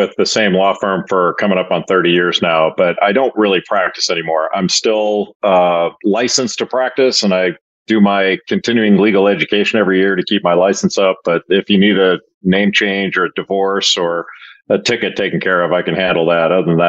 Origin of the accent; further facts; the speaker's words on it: Los Angeles, California, United States; I grew up in Los Angeles. And when John Wooden retired, I was probably in sixth grade and he was 65 years old.